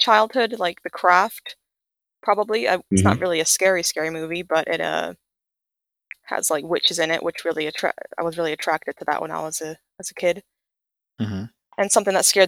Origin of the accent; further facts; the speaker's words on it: United States; moved away; also born or lived in Japan / Sweden; I grew up in the States